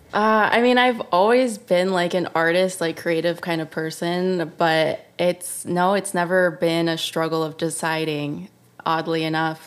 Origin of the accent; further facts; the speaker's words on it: Chicago, Illinois, United States; moved away as an adult; also born or lived in Savannah, Georgia / New York; now in Los Angeles, United States; I was born in Chicago